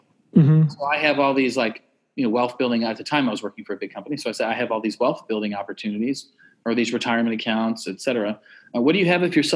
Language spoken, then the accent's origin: English; Western New York, United States; now in Austin, United States; I grew up in Western New York